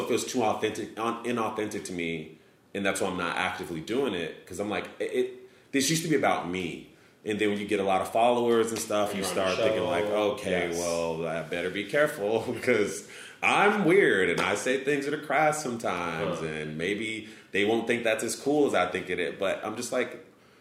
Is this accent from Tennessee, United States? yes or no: no; Chicago, Illinois, United States; also born or lived in Hammond, Indiana; I'm from Chicago